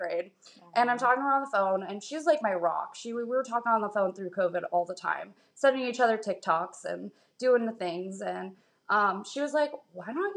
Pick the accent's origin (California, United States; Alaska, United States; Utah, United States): Alaska, United States; moved away as an adult; I'm from Alaska